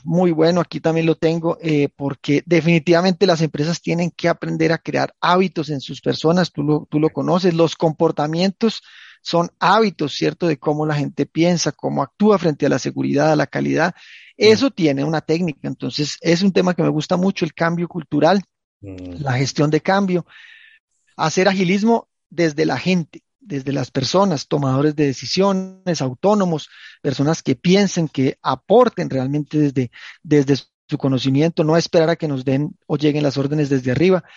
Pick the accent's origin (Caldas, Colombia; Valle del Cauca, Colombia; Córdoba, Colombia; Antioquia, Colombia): Caldas, Colombia; Manizales; yo nací en Manizales, es una, es una zona del eje cafetero colombiano.